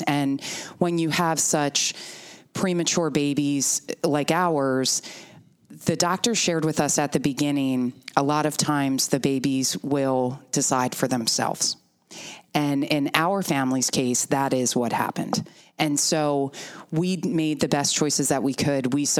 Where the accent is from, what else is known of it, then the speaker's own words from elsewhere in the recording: Lancaster County, Pennsylvania, United States; growing up in Lancaster County